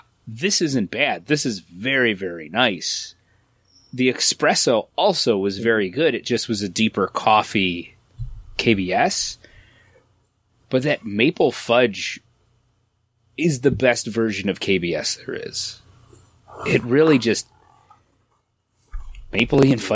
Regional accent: United States; I'm American.

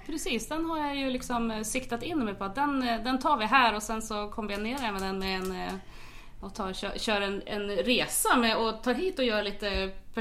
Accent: small place about 15 km from Järvsö, near Ljusdal, Gävleborg County, Sweden; det är ju en och en halv mil ifrån, så att det är- där är jag född och uppvuxen

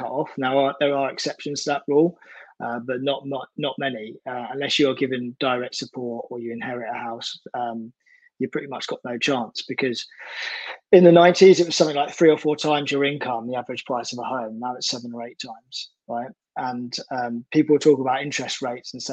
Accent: Essex, East of England, United Kingdom; moved away as an adult; now in South London, United Kingdom; I've lived in South of London since I was 18 now. So I'm from Essex originally, but moved up to South London

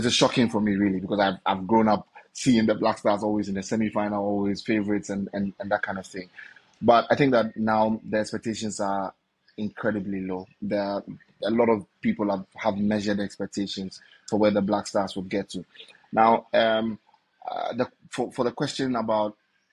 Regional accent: Ghana; I am Ghanaian

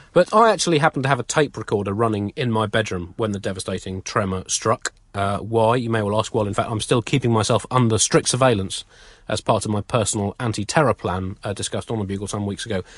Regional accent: United Kingdom; we're British.

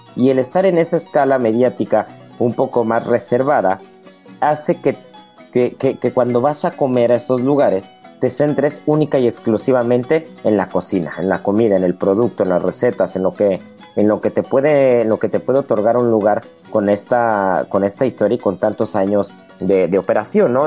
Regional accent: Mexico; como mexicano y como cocinero

